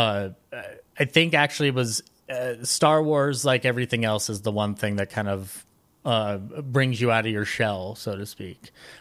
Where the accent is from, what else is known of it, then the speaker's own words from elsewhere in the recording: Colorado, United States; also born or lived in Glendale, California; I was born in Glendale, California, actually, but my parents moved to Colorado when I was young, and I grew up